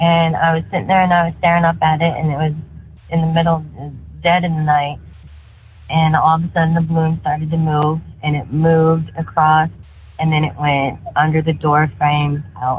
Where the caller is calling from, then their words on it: St. Louis, Missouri, United States; I am from St. Louis, Missouri.